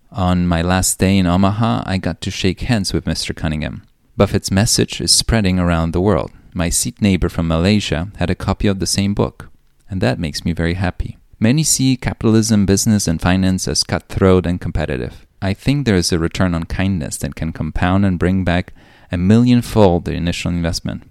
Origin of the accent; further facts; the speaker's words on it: Poland; I was born in Cold War Poland